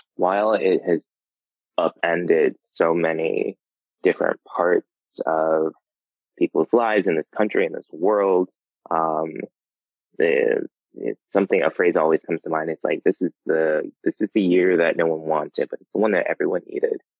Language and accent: English; New Jersey, United States; also born or lived in North Carolina; now in New York, United States; growing up in New Jersey, like going to New York was just like going down the street